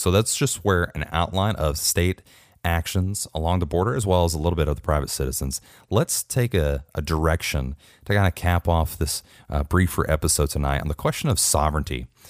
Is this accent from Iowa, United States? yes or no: no; Texas, United States; my home state of Texas